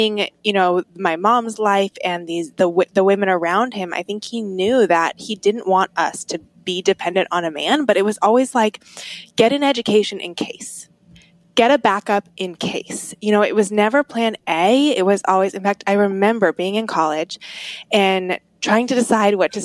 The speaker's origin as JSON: {"language": "English", "area": "Atlanta suburb, the South", "region": "Georgia", "country": "United States", "tie": "born or raised there", "said": "I grew up in the South outside of Atlanta, in an Atlanta suburb"}